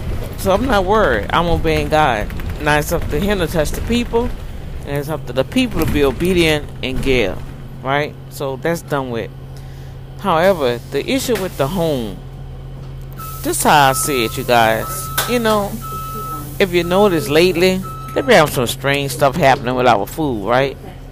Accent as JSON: {"language": "English", "town": "New Orleans", "region": "Louisiana", "country": "United States", "tie": "born or raised there", "said": "When I was growing up in New Orleans, my mama had all that in her garden."}